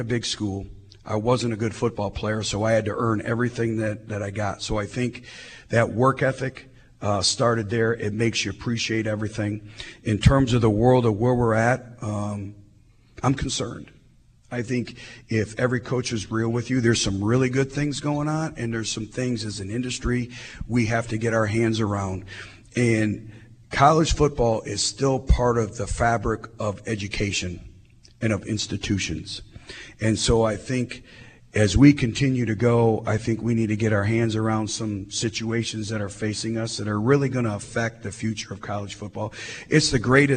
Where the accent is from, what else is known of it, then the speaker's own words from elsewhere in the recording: Michigan, United States; moved away; I grew up in Michigan